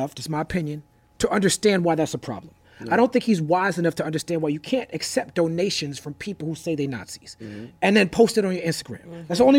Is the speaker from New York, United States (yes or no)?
yes; New York City, New York, United States; I grew up in New York City, raised by educators.